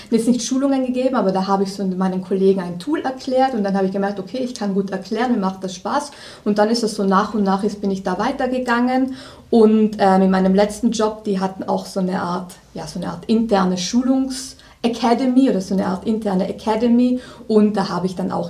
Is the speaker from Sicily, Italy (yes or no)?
no; Trentino-Alto Adige, Italy; also born or lived in Austria; now in Munich, Germany; Ich komme aus Südtirol, bin dann über Österreich irgendwann nach München gekommen, wohne hier jetzt seit zehn Jahren